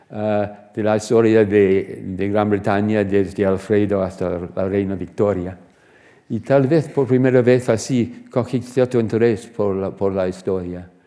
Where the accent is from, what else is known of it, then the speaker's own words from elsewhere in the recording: Surrey, South East England, United Kingdom; Spanish is a second language; also born or lived in Reading; Y así nací en Reading, pero después de dos o tres años nombraron a mi padre como ah, director de un nuevo colegio para niños de 7 eh, hasta 12 o 13 años en el condado de Surrey, unas 20 millas de, Londres.